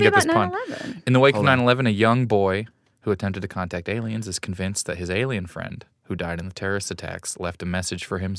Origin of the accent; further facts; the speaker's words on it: Kansas City, United States; I'm from Kansas City